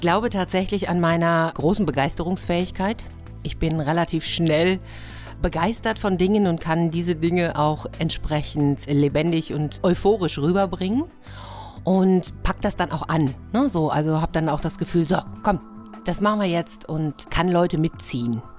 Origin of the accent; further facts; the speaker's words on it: Gütersloh district, North Rhine-Westphalia, Germany; moved away as an adult; also born or lived in Lippstadt / Madrid / Nuremberg; now in Hamburg, Germany; Okay, also in Lippstadt bin ich geboren. Ich bin dann im Kreis Gütersloh aufgewachsen